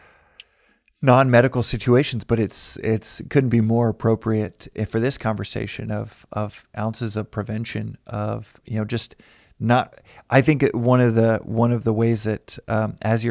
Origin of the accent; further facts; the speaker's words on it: Texas, United States; I'm from Texas